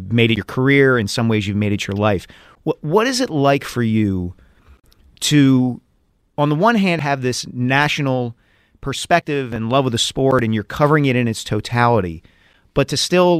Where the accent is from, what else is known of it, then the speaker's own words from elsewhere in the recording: Glenside, Pennsylvania, United States; I grew up kind of in Glenside, you know, Ardsley, Abington, Upper Dublin.